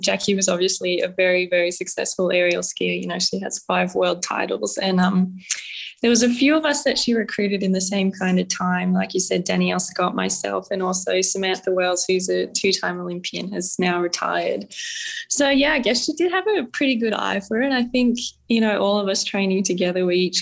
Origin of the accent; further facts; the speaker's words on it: Canberra, Australian Capital Territory, Australia; I grew up in Canberra, so pretty close to the ski fields